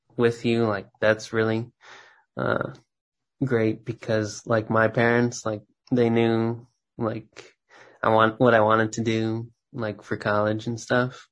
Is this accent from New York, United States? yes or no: no; Texas, United States; moved away as an adult; now in Minneapolis, United States; I grew up in Texas